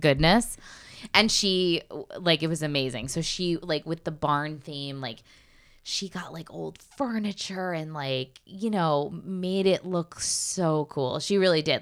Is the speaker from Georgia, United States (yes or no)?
no; Connecticut, United States; moved away; I'm from Connecticut, right outside of New York